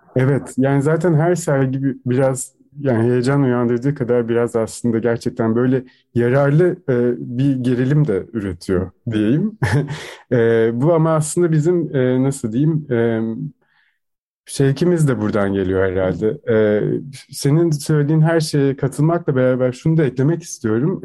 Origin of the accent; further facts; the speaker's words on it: Turkey; moved away as an adult; now in Vienna, Austria; doğduğum, büyüdüğüm yere aslında e, misafir sanatçı olarak geri dönmüştüm